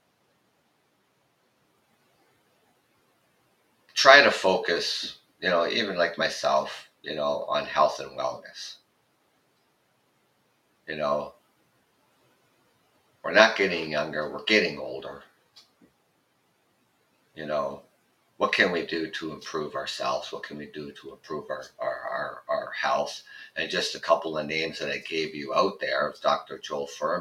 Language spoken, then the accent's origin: English; Canada; I'm Canadian